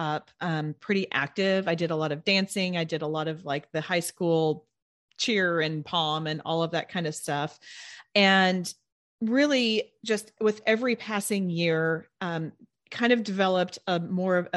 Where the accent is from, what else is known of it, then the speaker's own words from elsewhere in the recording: Edmond, Oklahoma, United States; moved away as an adult; also born or lived in Tulsa, Oklahoma; now in Houston, United States; I grew up in Edmond, which is a northern suburb of Oklahoma City. And then I moved to Tulsa during high school.